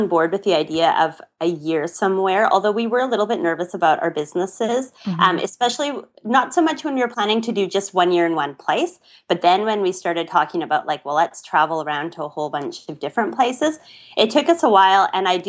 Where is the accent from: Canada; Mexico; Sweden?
Canada; I'm from Canada